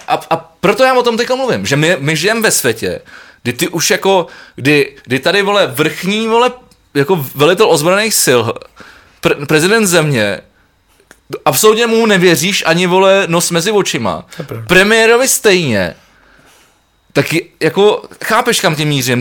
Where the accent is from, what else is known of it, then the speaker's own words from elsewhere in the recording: Prague, Czechia; jsem Pražák